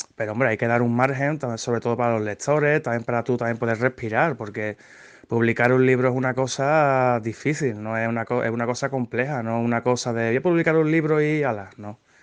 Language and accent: Spanish; Seville, Andalusia, Spain; Soy, soy de Sevilla